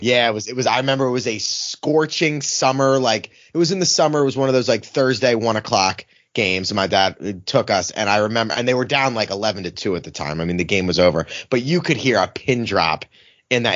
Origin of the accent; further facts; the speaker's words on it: Philadelphia, Pennsylvania, United States; growing up in Philly, I was, like, fifteen or sixteen